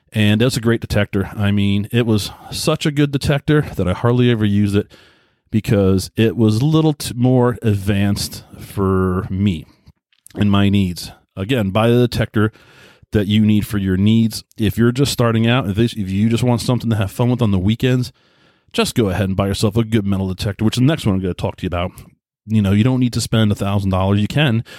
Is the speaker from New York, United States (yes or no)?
yes; Southold, New York, United States; I grew up in Long Island, New York, a little town called Southhold.